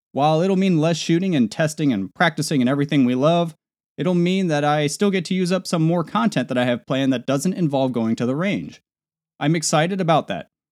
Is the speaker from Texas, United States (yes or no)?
no; Nebraska, United States; moved away; back in my home state of Nebraska